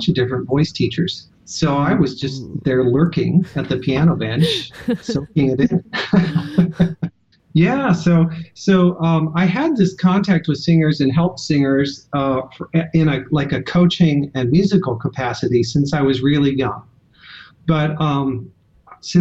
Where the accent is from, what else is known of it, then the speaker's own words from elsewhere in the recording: Western Iowa, United States; I grew up in Western Iowa in a rural school district.